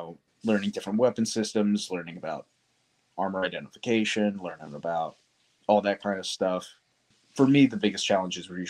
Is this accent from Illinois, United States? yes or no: no; Darby, Pennsylvania, United States; I was born in Darby, Pennsylvania, or it's just outside of Philadelphia